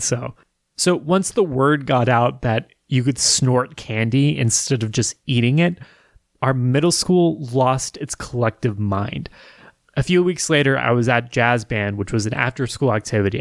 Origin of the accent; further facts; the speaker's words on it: Wichita, Kansas, United States; growing up in Wichita as a kid